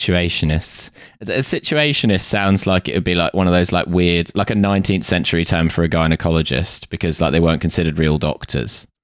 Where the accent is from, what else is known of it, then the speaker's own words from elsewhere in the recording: United Kingdom; having grown up in a household full of people who do and being British